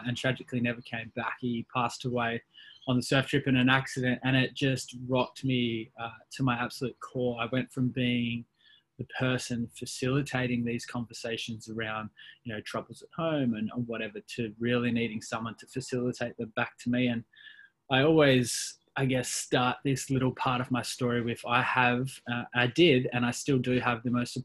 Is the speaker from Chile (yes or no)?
no; Perth, Western Australia, Australia; born and raised in Perth, Western Australia